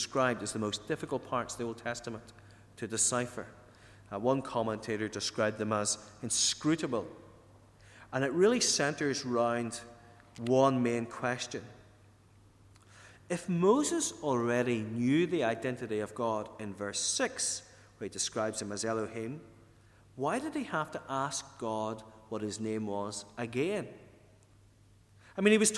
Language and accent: English; Ardboe, County Tyrone, Northern Ireland, United Kingdom; moved away; also born or lived in England; When I was a young lad growing up in Arbrady, which is up in County Tyrone